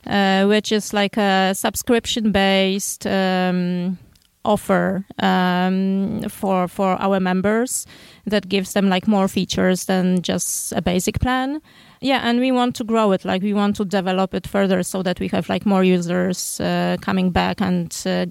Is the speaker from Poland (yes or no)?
yes; Poland; moved away as an adult; now in Santa Monica, United States; We are from Poland.